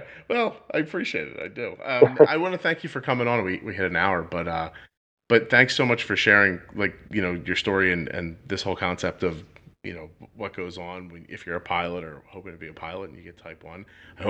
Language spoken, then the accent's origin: English; Philadelphia, Pennsylvania, United States; So, I'm in Philadelphia, right around, well, I'm outside of Philadelphia, New Jersey. And I grew up in Philly my whole life.